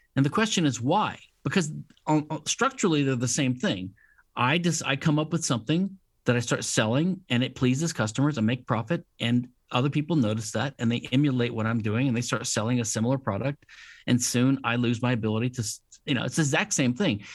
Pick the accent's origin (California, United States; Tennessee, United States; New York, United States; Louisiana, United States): Louisiana, United States; I'm from Louisiana, which is a civil law state